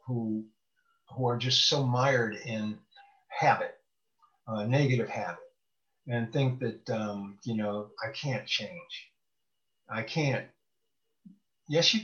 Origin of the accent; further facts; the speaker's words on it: Bloomington, Illinois, United States; I'm from the home of State Farm. It's Bloomington, Normal, Illinois